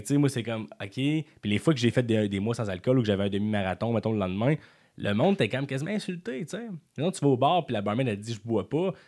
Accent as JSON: {"language": "French", "town": "Quebec City", "region": "Quebec", "country": "Canada", "also_born_or_lived": "Montreal", "said": "je viens de Beauport"}